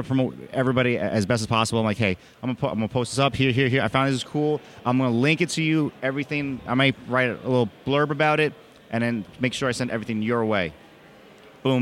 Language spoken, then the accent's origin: English; Jersey City, New Jersey, United States; Jersey City probably the best... Where I'm from